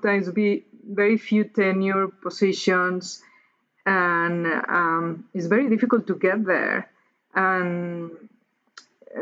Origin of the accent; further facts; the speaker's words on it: Mexico City, Mexico; moved away; I grew up in Mexico City, which is among the most polluted cities in the world.